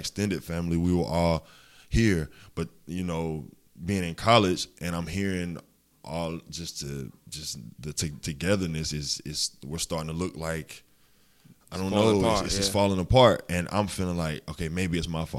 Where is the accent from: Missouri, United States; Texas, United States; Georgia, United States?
Georgia, United States; Augusta; Coming from Seagull, being a city kid, I was raised on Windsor Spring Road basically all my life. And then moving out to Old Waynesboro Road, I mean, I've always been a country boy. That's just in me. That's everybody in Augusta, honestly.